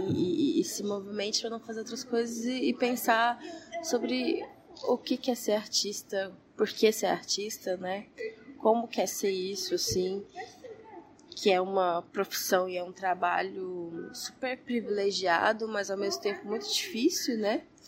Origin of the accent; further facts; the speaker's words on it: Goiânia, Goiás, Brazil; Eu sou de Goiânia, nasci em Goiânia, Goiás